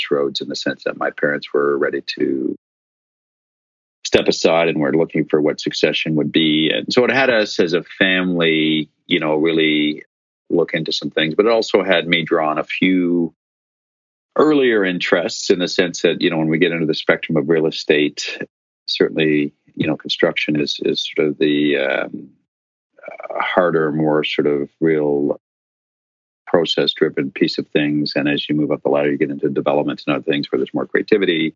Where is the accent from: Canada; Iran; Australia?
Canada; Ottawa, Ontario; moved away as an adult; also born or lived in Ireland; My parents ran what was one of the largest commercial construction businesses in my hometown of Ottawa, Canada.